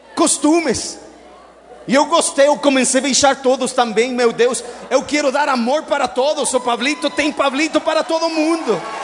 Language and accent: Portuguese; Mexico; Portuguese is a second language; now in Brazil; eu sou mexicano